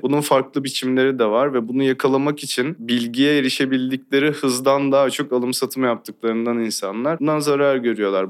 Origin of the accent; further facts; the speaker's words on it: İzmir, Turkey; Ben İzmir'de doğdum, büyüdüm